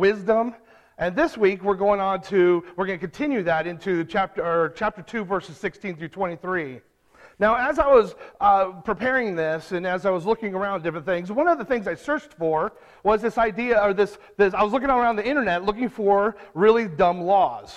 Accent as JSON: {"language": "English", "region": "California", "country": "United States", "said": "I'm from California"}